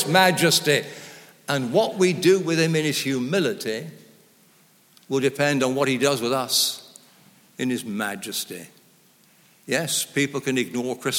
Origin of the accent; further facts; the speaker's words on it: Lancashire, North West England, United Kingdom; moved away as an adult; also born or lived in Oxford; I was brought up in Lancashire in a very, what they called, low church.